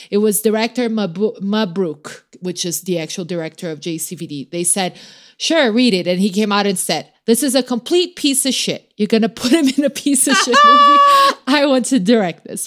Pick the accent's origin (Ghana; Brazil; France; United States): Brazil; moved away; I grew up in Brazil